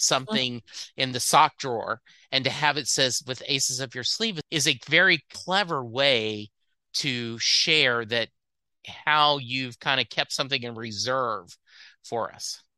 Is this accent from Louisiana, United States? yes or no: yes; Lake Charles, Louisiana, United States; that's where I grew up in Lake Charles, Louisiana, is where I graduated high school